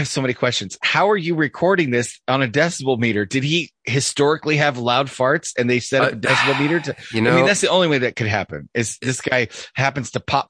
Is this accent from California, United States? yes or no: yes; Los Angeles, California, United States; I grew up in Los Angeles.